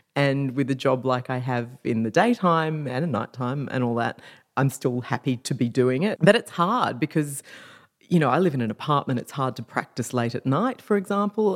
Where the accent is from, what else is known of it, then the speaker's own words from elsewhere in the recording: Perth, Western Australia, Australia; moved away as an adult; also born or lived in London; now in Sydney, Australia; when I moved to Sydney, because I'm from Perth, after living in London for five years